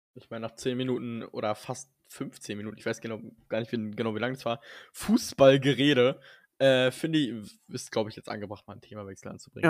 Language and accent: German; Germany; ich bin Deutscher